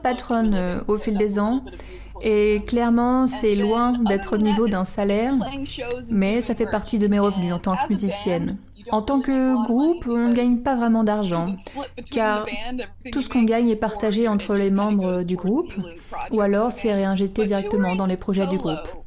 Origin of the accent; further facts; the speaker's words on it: Silver City, New Mexico, United States; moved away; also born or lived in Portland; j'ai grandi à Silver City